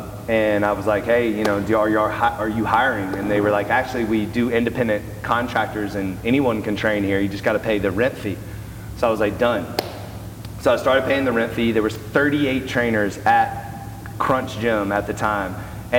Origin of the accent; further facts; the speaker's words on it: Birmingham, Alabama, United States; moved away; I'm from Birmingham, Alabama. Graduated from Auburn University, played football there. So I'm in Birmingham, being a strength coach at Samford University.